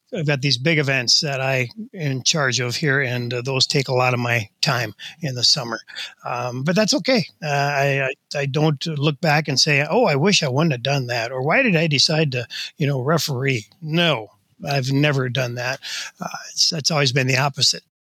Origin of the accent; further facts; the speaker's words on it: Delano, Minnesota, United States; Delano is my hometown, and uh, played all kinds of things there